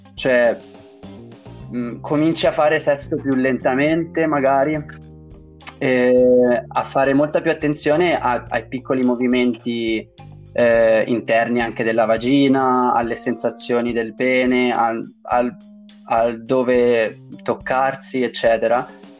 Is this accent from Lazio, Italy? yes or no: no; Tuscany, Italy; dalle mie parti in Toscana